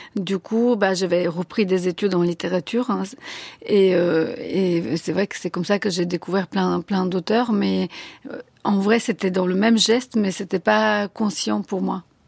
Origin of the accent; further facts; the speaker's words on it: Sofia, Sofia City, Bulgaria; first language Bulgarian; French is a second language; moved away as an adult; now in France; à Sofia, et donc j'ai appris le français dans ces années-là, quand j'étais adolescente